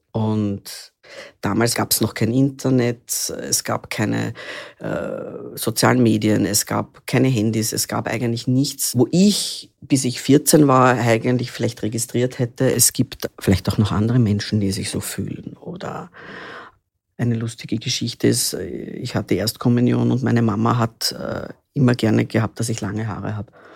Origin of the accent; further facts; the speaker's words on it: Vienna, Austria; Ich bin in Wien geboren, 1975 schon